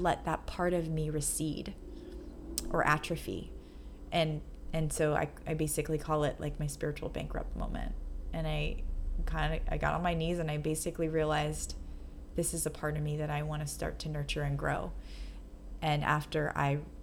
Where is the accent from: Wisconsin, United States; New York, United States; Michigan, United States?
New York, United States; moved away as an adult; now in Los Angeles, United States; the idea that I have of myself as a New Yorker